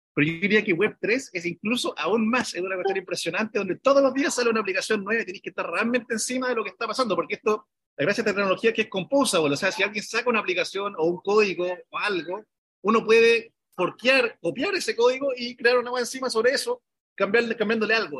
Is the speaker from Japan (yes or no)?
no; Chile; somos cuatro chilenos